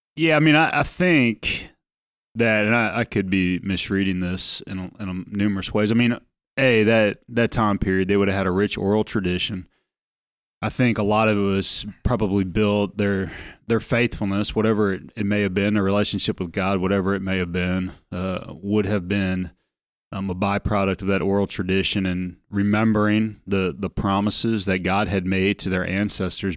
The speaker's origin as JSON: {"language": "English", "country": "United States"}